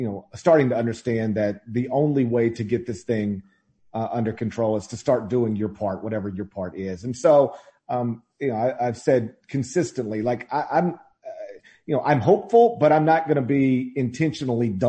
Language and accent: English; the South, United States; I'm lucky enough to live in my hometown, or like right next to my hometown